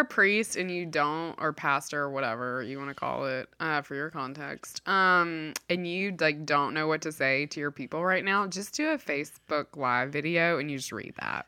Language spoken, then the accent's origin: English; Mississippi, United States; I grew up in Mississippi